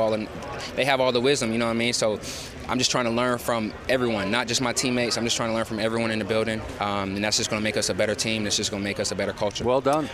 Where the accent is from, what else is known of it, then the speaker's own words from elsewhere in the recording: Georgia, United States; moved away; I'm from Georgia